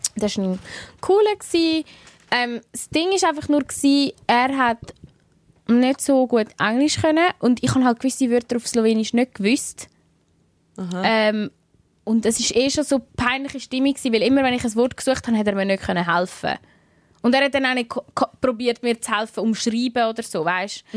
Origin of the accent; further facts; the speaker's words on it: Switzerland; ich bin aus der Schweiz